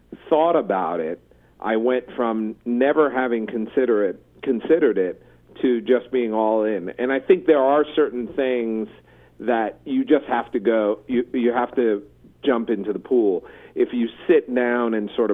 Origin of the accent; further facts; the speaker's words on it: East Coast, United States; growing up on the East Coast